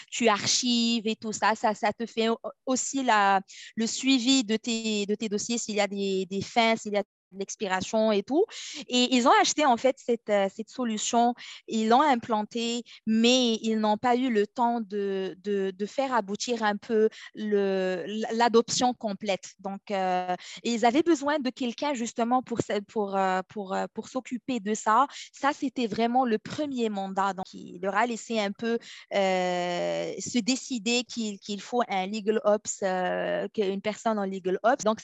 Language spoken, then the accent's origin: French; Morocco; moved away as an adult; also born or lived in Toronto, Canada; now in Ottawa, Canada; je suis originaire du Maroc euh, où j'ai fait un peu mes études universitaires, une licence en droit privé, un master en droit des affaires à l'université Mohamed V de Rabat.